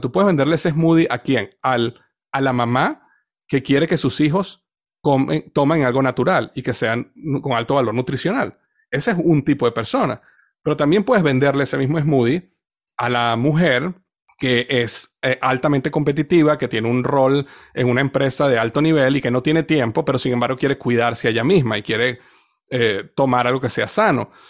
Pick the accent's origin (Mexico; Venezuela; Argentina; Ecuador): Venezuela; Yo crecí en una cultura en Venezuela donde todo el mundo bailaba